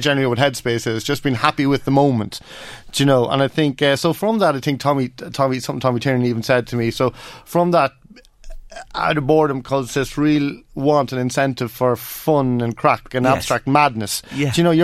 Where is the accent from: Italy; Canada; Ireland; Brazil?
Ireland; Kells; moved away; come back to my hometown